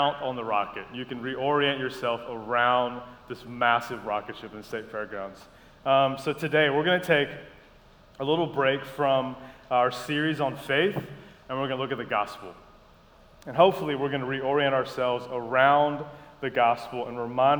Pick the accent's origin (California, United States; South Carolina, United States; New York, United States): South Carolina, United States; Columbia; moved away as an adult; also born or lived in Madagascar; now in Savannah, United States; grew up in Columbia, South Carolina. We moved from Madagascar when I was 5 and just stayed there all through college